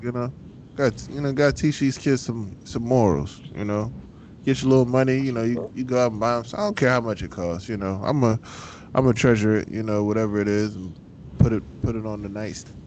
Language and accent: English; Philadelphia, Pennsylvania, United States; accent: country; I am from South Philly, so I'm on, on the cleaner part, somewhat